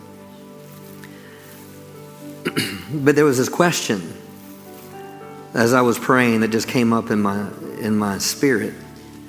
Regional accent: Maryland, United States; also born or lived in St. Michaels, Maryland; Growing up in Maryland, I live close to the beach.

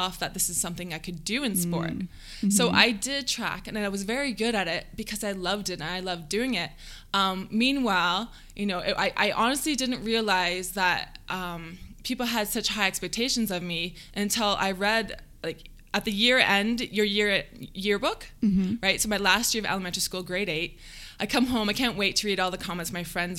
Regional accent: London, Ontario, Canada; I grew up in London, Ontario.

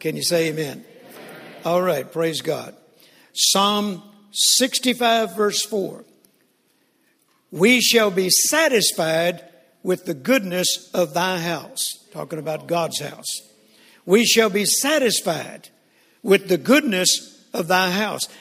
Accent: Texas, United States; We're from Texas.

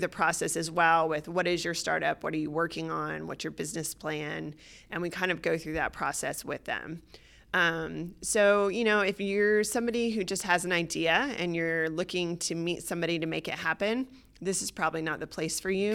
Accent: Atlanta, Georgia, United States; moved away as an adult; also born or lived in Boston / Australia; I was born and raised in Atlanta

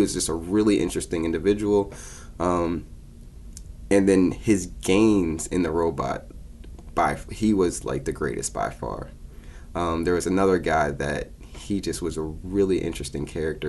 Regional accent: Pittsburgh, Pennsylvania, United States; also born or lived in Louisiana; I'm from Pittsburgh, Pennsylvania. I live there with my mom and my dad

